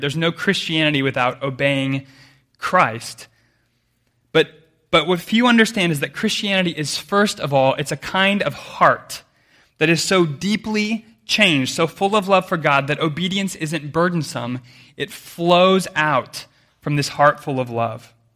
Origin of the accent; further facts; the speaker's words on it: United States; I grew up way inland in America